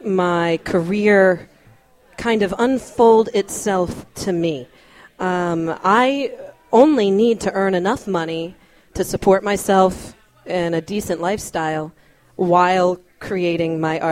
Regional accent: Newport News, Virginia, United States; In my hometown of Newport News, Virginia.

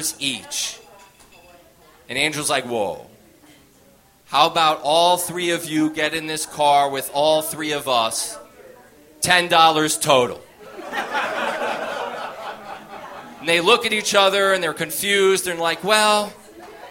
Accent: United States; We live 10 minutes outside New York City

